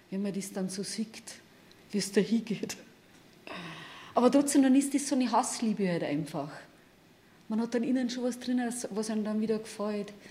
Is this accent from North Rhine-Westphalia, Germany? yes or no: no; Bavaria, Germany; Ich komme aus der Hallertau. Das ist der Horn, genau, das ist ja der Horn. Ich habe immer noch mein Elternhaus, Gott sei Dank, mein Kinderzimmer und meine Familie halt